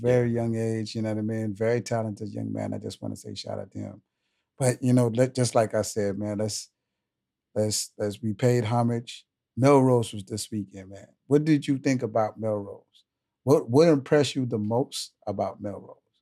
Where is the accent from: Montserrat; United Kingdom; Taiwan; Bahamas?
Bahamas; I'm from the Bahamas